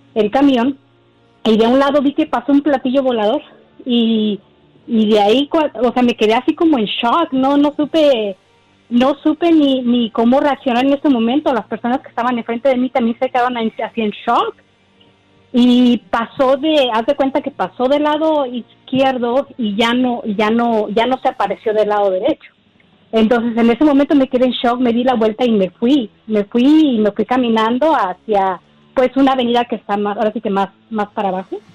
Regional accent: Mexico City, Mexico; yo soy de la Ciudad de México

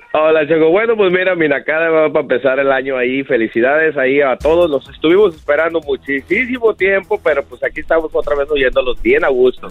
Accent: Fontana, California, United States; Yo, yo soy de aquí de Los Ángeles, de Fontana. Aquí yo vivo en Fontana, California.

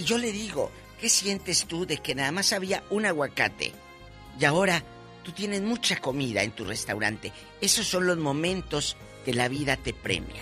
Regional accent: Matamoros, Tamaulipas, Mexico; moved away; en mi tierra, Matamoros, Tamaulipas

